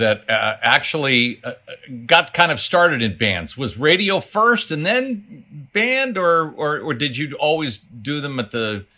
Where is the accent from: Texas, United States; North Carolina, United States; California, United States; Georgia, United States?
California, United States; Los Angeles; And so growing up in the Studio City, North Hollywood, San Fernando Valley area